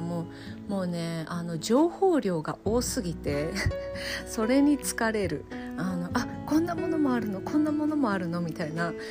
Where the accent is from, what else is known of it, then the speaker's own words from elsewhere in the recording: Japan; moved away as an adult; also born or lived in Utsunomiya, Japan; now in Gallup, United States; 日本に帰ると